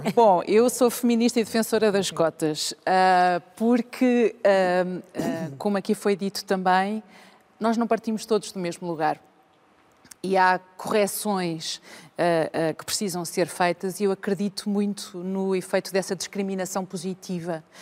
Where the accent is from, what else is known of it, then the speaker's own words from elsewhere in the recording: Vila Real, Norte, Portugal; moved away as an adult; also born or lived in Porto; now in Lisbon, Portugal; Eu cresci numa aldeia até aos seis. A minha primeira infância é numa aldeia, tenho raízes rurais e depois vou para Vila Real, onde estou uh, praticamente até aos uh, ah, 20 anos